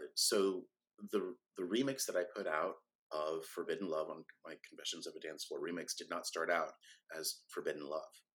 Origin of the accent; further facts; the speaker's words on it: Sacramento, California, United States; I grew up in Sacramento, California